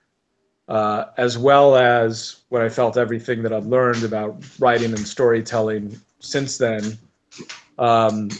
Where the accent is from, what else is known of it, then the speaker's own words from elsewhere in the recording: United States; as an American growing up here